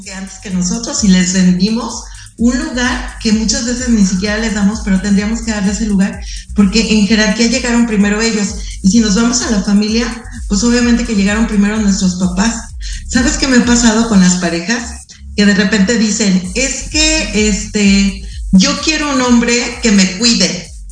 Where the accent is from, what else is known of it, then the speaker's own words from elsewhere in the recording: Mexico; somos mexicanos